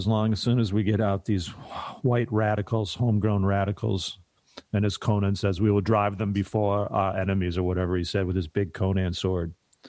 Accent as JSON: {"language": "English", "region": "Michigan", "country": "United States", "said": "Everybody drank and drove. I was from Michigan. Give me a break, please."}